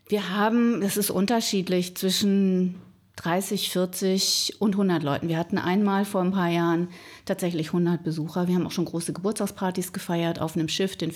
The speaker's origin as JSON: {"language": "German", "region": "Northern Germany", "country": "Germany", "tie": "born or raised there", "also_born_or_lived": "Rhineland-Palatinate", "said": "Ich bin geboren in Rheinland-Pfalz, aber durch den Beruf meines Vaters bin ich mehr oder weniger im Norden aufgewachsen, sehr viel umgezogen, so ein bisschen heimatlos"}